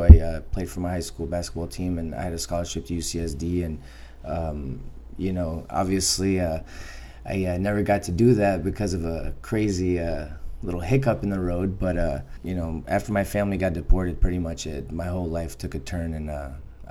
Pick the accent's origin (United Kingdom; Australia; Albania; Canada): Albania; now in United States; I'm Albanian. I was born in Albania